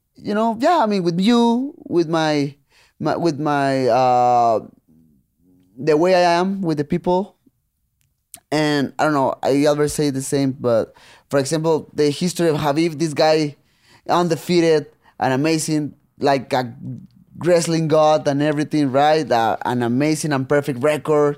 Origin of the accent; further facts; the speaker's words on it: Tijuana, Baja California, Mexico; English is a second language; when I was a kid and I was growing up there in Tijuana